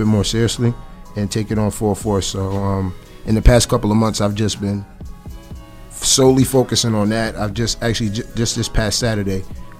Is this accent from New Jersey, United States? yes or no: yes; Atlantic City, New Jersey, United States; Growing up in Atlantic City, it was pretty cool, honestly.